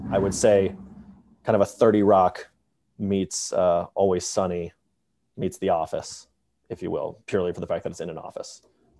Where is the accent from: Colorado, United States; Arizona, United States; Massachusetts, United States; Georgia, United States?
Georgia, United States; Atlanta; Atlanta, Georgia.